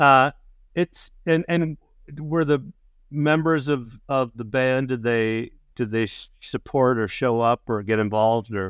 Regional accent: Chicago, Illinois, United States; I'm from Chicago

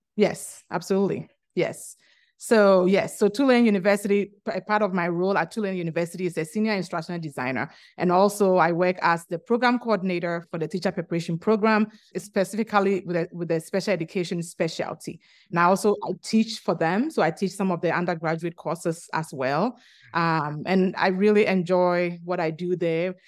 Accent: Ghana; moved away as an adult; also born or lived in Virginia, United States; now in New Orleans, United States; I'm originally from Ghana, which is located in the western part of Africa

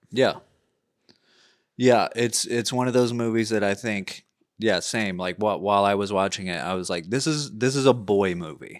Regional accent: United States; as a culture, as an American culture

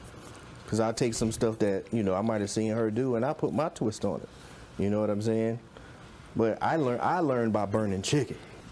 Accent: the South, United States; I come from the South.

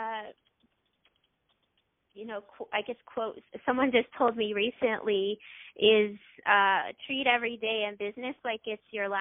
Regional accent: Loma Linda, California, United States; also born or lived in Orange County, California; I grew up in actually Loma Linda, California for 18 years

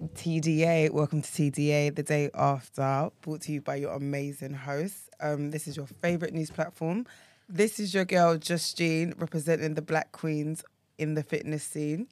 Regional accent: United Kingdom; I'm British

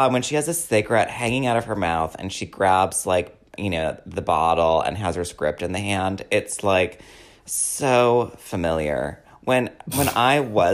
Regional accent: Madison, Wisconsin, United States; I was born in Madison

